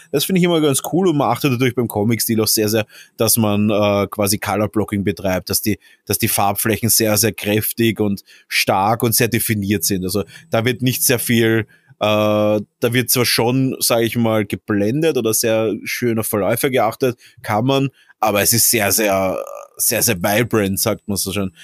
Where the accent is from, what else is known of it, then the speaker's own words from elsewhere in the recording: Austria; als Österreicher